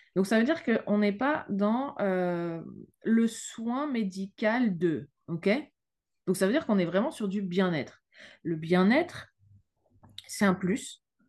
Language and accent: French; France; now in Luxembourg; Je suis française, mais je suis installée au Luxembourg